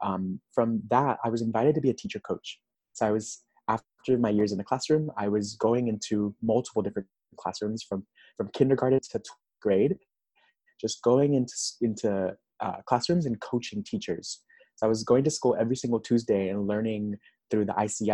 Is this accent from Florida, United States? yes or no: yes; Miami, Florida, United States; also born or lived in Nashville, Tennessee; now in Los Angeles, United States; I'm originally from Miami, Florida.